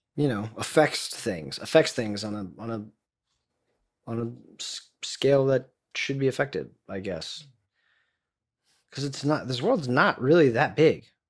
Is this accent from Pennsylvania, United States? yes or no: no; Florida, United States; I'm from Florida